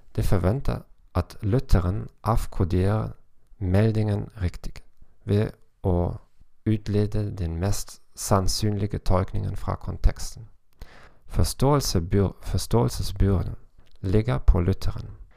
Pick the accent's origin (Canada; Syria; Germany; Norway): Germany; Norwegian is a second language; som tysker og fra en lav kontekstkultur